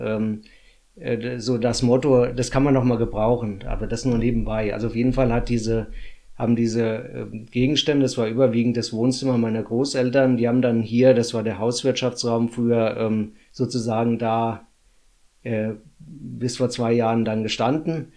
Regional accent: Runkel, Hesse, Germany; natürlich bin ich hier in Runkel geboren, also in Hessen geboren. Und ähm, das ist natürlich meine Heimat.

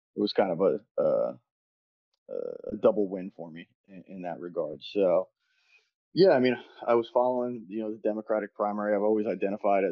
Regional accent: New Jersey, United States; moved away as an adult; now in Philadelphia, United States; I grew up in New Jersey.

